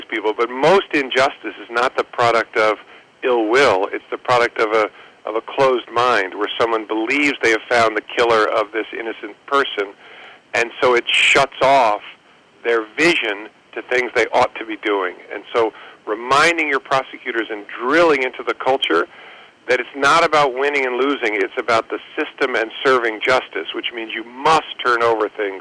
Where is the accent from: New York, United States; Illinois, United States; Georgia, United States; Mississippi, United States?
New York, United States; I'm a kid from New York